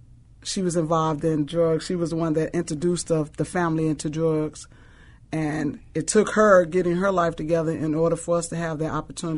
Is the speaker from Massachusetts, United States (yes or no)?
no; Chicago, Illinois, United States; growing up on Chicago's West Side in the Rockwell Garden